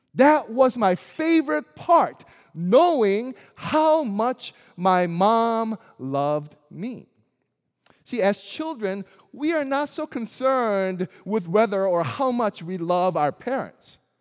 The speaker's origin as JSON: {"language": "English", "town": "Springfield", "region": "Missouri", "country": "United States", "tie": "born or raised there", "also_born_or_lived": "South Korea", "said": "as an Asian kid who didn't quite fit into a predominantly white town of Springfield, Missouri"}